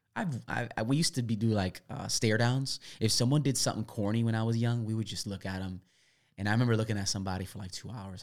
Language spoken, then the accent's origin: English; Milwaukee, Wisconsin, United States; moved away; I grew up in Milwaukee, Wisconsin